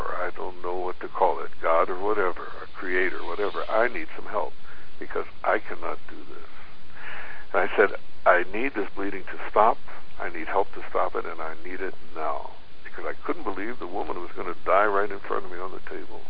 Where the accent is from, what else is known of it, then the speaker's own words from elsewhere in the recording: Philippines; being a Filipino person